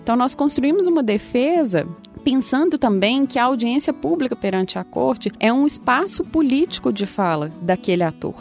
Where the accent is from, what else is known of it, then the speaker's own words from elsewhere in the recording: Minas Gerais, Brazil; moved away; como vocês podem ver pelo meu sotaque, eu sou, eu sou sou de Minas